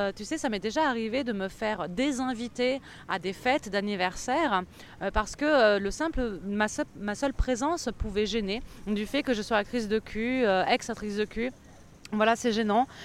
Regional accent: France; en tant que Française

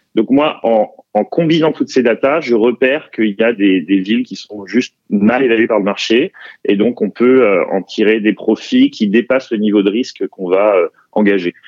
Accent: Paris, Île-de-France, France; je suis parisien

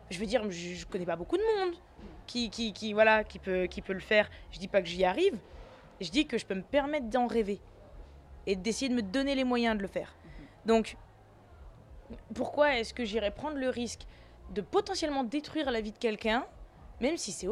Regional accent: Tunis, Tunis Governorate, Tunisia; born there; mais moi, je suis née à Tunis.

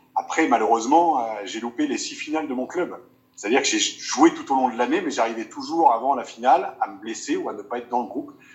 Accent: Picardy, Hauts-de-France, France; moved away as an adult; Je suis originaire de Picardie

